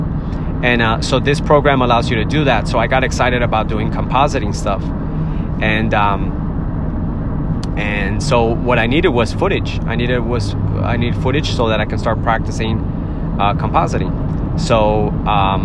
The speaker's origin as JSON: {"language": "English", "town": "Miami", "region": "Florida", "country": "United States", "said": "I'm from Miami"}